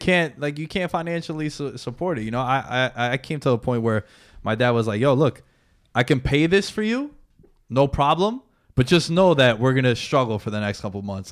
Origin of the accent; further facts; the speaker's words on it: United States; Now we grew up in the States, right? We're Americans